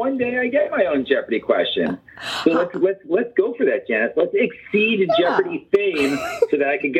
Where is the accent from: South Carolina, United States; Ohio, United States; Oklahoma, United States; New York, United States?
New York, United States; I'm a New Yorker. We don't have time for that stuff.